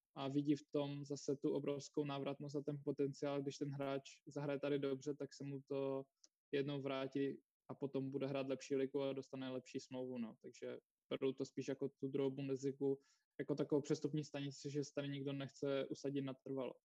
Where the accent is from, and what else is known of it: Czechia; moved away as an adult; also born or lived in Ostrava